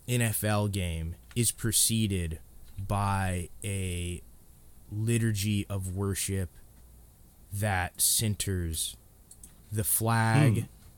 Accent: Indiana, United States; and that's because, you know, I grew up in Indiana when they were, you know, Peyton Manning, Marvin Harrison, Reggie James, Reggie Wayne.

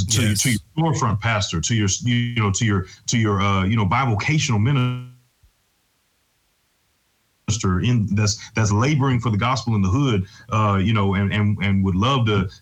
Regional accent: St. Louis, Missouri, United States; I'm from St. Louis, born and raised, and yeah, man, I came to faith at an early age

